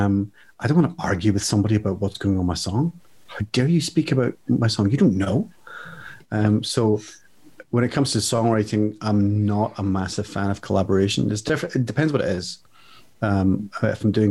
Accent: Ireland; I'm Irish

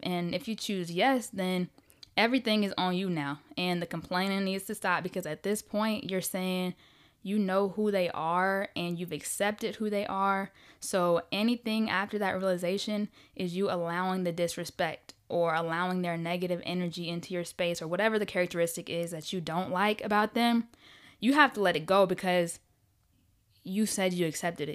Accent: Riverdale, Georgia, United States; also born or lived in Ohio; I was born in Ohio, but I was raised on the south side of Atlanta, gang, gang, Riverdale all day, baby.

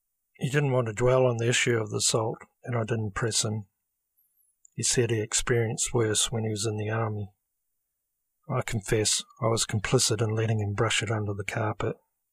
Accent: Christchurch, Canterbury, New Zealand; When I was growing up in Christchurch, I didn't know about Islam.

